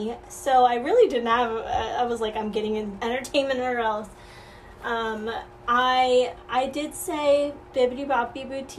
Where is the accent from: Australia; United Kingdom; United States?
United States; Atlanta, Georgia; moved away as an adult; also born or lived in Orlando, Florida; now in New York City, United States; I'm from Atlanta, Georgia